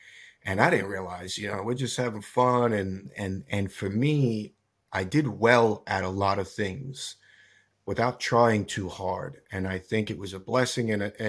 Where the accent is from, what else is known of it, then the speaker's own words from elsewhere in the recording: Scottsdale, Arizona, United States; born there; So I was born in Arizona, actually, in Scottsdale.